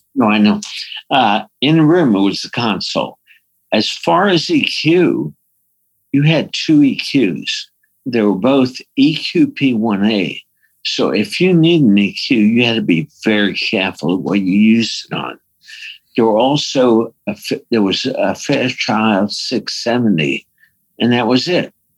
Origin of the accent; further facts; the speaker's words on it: New York, United States; I'm from New York